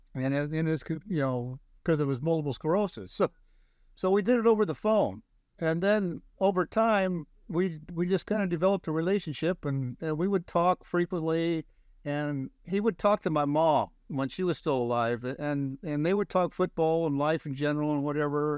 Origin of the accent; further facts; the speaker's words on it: Page, Nebraska, United States; now in Wilton, California, United States; my hometown of Page, Nebraska, with less than two hundred people